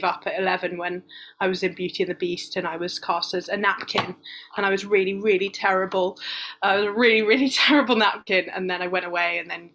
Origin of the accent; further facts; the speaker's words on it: London, United Kingdom; I'm from London